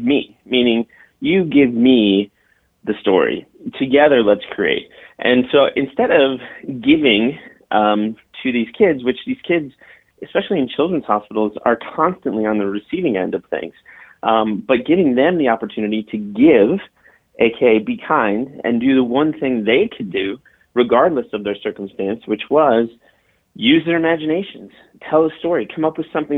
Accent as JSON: {"language": "English", "town": "Chicago", "region": "Illinois", "country": "United States", "also_born_or_lived": "Nashville", "moved": "as an adult", "said": "I'm from Chicago, and I went to Northwestern University and then moved down to Nashville after school"}